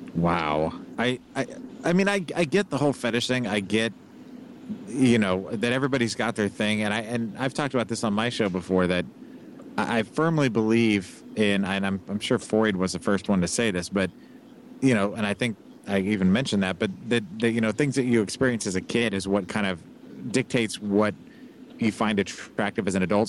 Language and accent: English; Kansas City, Missouri, United States; moved away; it's my hometown